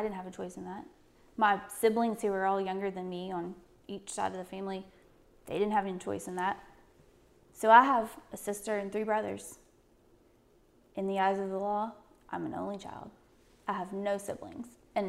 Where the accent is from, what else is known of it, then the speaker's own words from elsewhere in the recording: Norfolk, Virginia, United States; born there; I was born in Norfolk, Virginia.